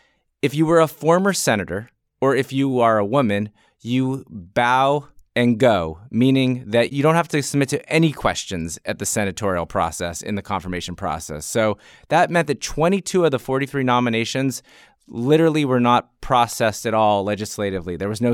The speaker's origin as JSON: {"language": "English", "country": "Nigeria", "said": "it's hard for me as a Nigerian optimist to reach that conclusion"}